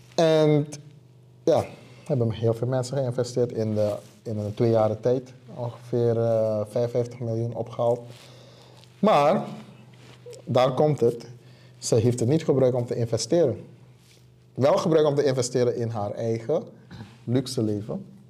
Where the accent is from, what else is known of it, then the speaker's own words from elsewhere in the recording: Suriname; moved away as an adult; now in Rotterdam, Netherlands; ik kom uit Suriname zelfs